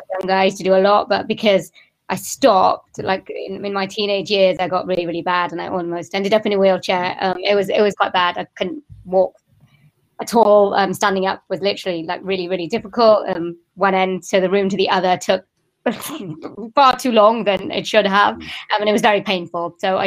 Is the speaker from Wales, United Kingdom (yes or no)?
yes; Wales, United Kingdom; born there; I've got Indian family, and I was born in Wales, but my family wasn't.